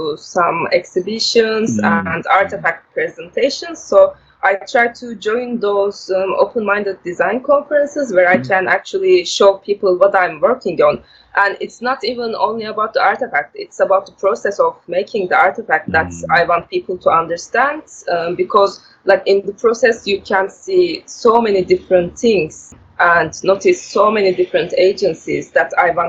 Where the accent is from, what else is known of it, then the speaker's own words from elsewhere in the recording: Turkey; now in Norway; I'm originally from Turkey.